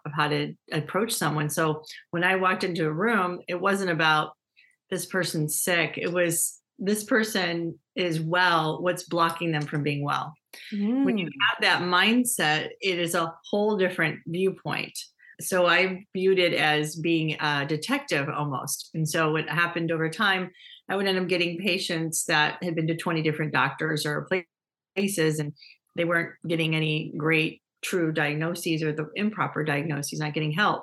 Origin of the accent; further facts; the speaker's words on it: Dearborn, Michigan, United States; growing up in Dearborn, Michigan